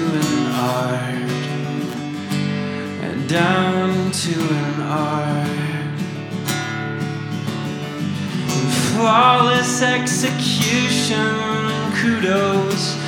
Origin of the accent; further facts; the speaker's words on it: Seattle, Washington, United States; moved away; also born or lived in North Carolina / Kentucky; I'm from here, but I moved from North Carolina to Kentucky.